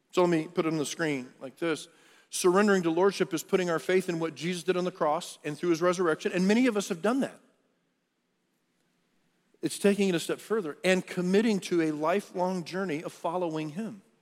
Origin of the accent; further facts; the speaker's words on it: Texas, United States; i was born in Texas. I'm, a, I'm from the South